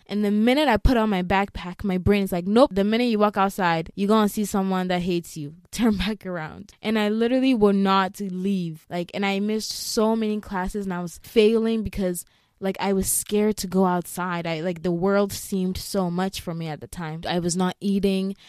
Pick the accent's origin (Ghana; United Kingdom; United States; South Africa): Ghana; moved away; I grew up in Ghana, and if you know any African country, especially West Africa, we're just very heavily on God